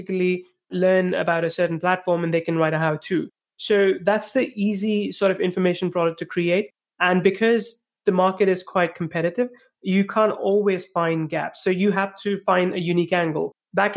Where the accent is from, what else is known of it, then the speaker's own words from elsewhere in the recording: India; moved away as an adult; also born or lived in England; I'm originally from India.